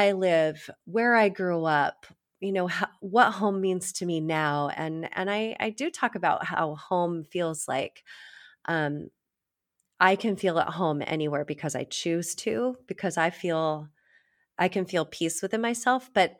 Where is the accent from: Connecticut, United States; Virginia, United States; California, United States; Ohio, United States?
Virginia, United States; I don't know if you know, but I grew up in Virginia. I spent so much time there.